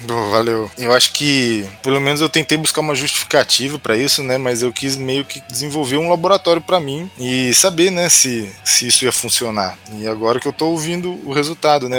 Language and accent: Portuguese; Franca, São Paulo, Brazil; no interior de São Paulo, que eu sou de Franca, né? Cresci lá.